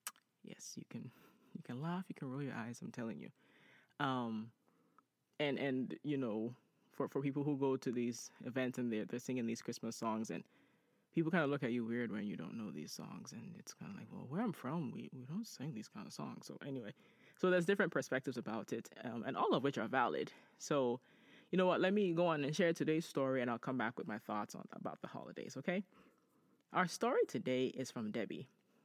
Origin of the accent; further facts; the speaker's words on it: Ghana; you know, Ajua and I grew up in Ghana